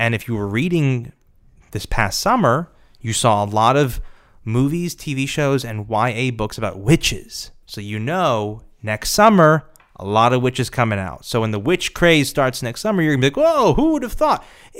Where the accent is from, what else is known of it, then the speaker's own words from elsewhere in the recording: Nebraska, United States; I'm from Nebraska.